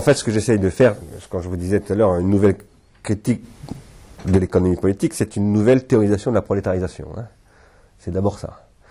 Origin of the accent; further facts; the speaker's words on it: Sarcelles, Île-de-France, France; quand j'étais petit, moi, j'habitais à Sarcelles